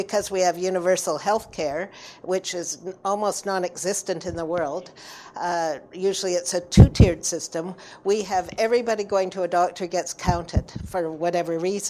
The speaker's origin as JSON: {"language": "English", "region": "British Columbia", "country": "Canada", "said": "we are British Columbians as well"}